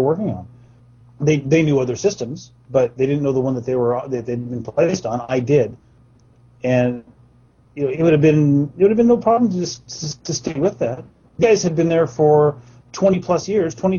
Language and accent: English; Porterville, California, United States; we grew up in Porterville